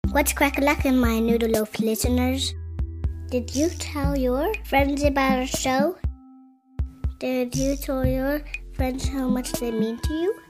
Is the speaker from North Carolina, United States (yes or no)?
yes; North Carolina, United States; from North Carolina. And, and I'm five years old